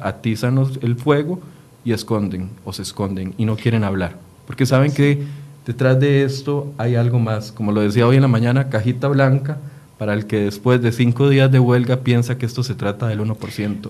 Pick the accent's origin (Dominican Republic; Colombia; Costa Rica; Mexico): Costa Rica; como costarricense